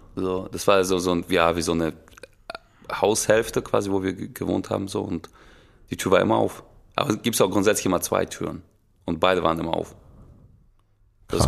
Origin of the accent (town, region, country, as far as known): Russia; now in Germany